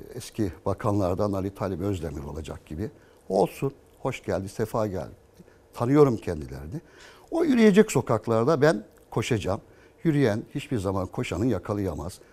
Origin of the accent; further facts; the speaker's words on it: Istanbul, Turkey; Bakırköylüyüm. E, 40 yılı aşkındır Bakırköy'de yaşıyorum.